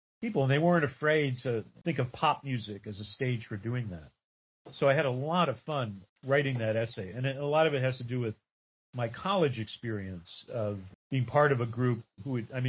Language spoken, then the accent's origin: English; Lenox, Massachusetts, United States; The town that I grew up in Western Massachusetts, Lenox, Massachusetts